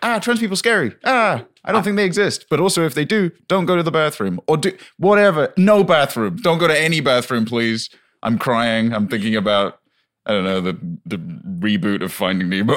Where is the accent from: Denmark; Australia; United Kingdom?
United Kingdom; moved away; we moved in and it was near my hometown